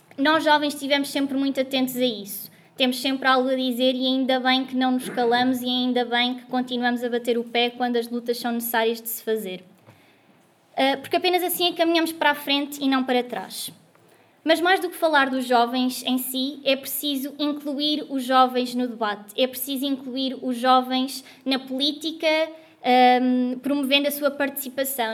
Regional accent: Guarda, Centro, Portugal; moved away as an adult; now in Lisbon, Portugal; Eu sou da Guarda, uma cidade pequena, muito pequena no interior, um, e ter crescido lá

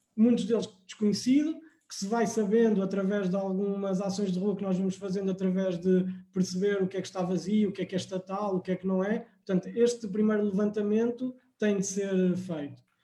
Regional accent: Coimbra, Centro, Portugal; eu sou natural de Coimbra

